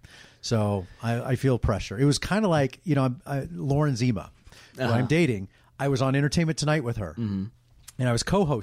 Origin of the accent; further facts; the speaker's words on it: Dallas, Texas, United States; moved away as an adult; also born or lived in Los Angeles; Dallas. Born and raised in Dallas.